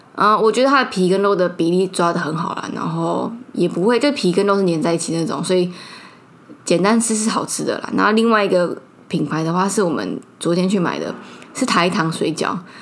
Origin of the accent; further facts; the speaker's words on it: Taiwan; accent: Taiwanese Mandarin; 我刚刚台湾国语